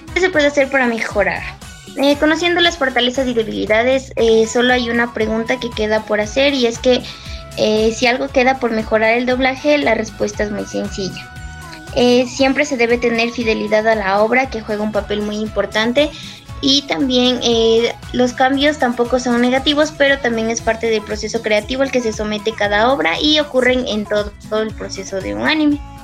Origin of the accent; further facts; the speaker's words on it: Ecuador; soy de Ecuador